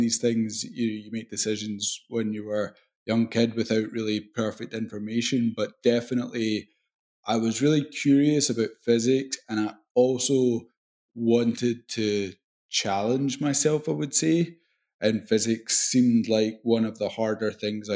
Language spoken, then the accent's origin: English; Glasgow, Scotland, United Kingdom; accent: Scottish; I loved growing up in Scotland